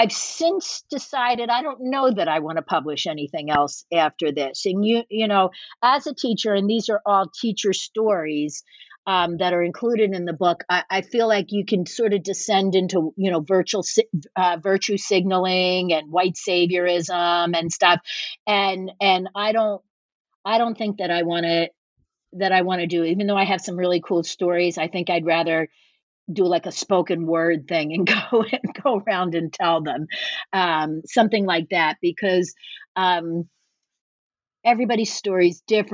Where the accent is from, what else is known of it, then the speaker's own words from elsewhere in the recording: Norristown, Pennsylvania, United States; also born or lived in Philadelphia; my hometown of Norristown